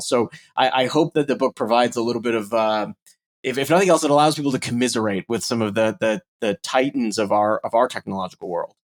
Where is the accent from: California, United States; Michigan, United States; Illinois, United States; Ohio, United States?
Illinois, United States; Chicago; I, I am a Chicagoan and a Midwest native myself